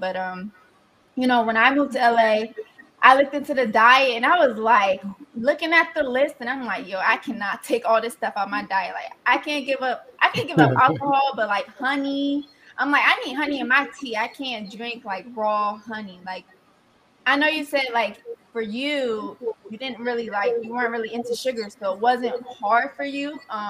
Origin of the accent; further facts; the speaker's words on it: New Jersey, United States; Before we moved to Arizona, we're from New Jersey